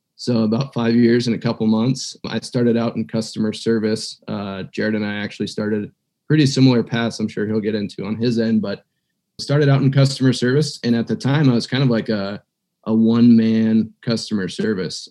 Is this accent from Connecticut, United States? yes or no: no; eastern Montana, United States; also born or lived in Missoula, Montana; I was uh, born and raised in Montana. So, I'm a Montana native, um, haven't left the state and I grew up on the eastern side of Montana